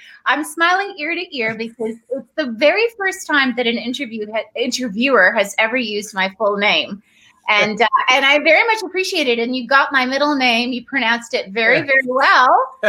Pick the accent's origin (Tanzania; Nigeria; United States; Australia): Tanzania; Dar es Salaam; born there; I was born in Tanzania, in Dar es Salaam. My mom is Tanzanian, and that's where all of my family on my mom's side still live and have for forever.